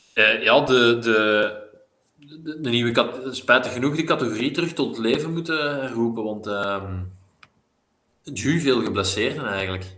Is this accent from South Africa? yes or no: no; Belgium; als Belg